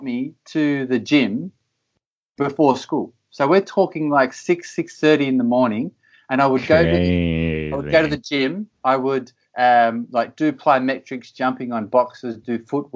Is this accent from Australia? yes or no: yes; Australia; moved away as an adult; also born or lived in United States / Belgium / United Kingdom; I grew up in Australia and I always wanted to be a professional soccer player. And I left home at 16, a very young age, to pursue the goal of playing professional soccer. I grew up in a small little country town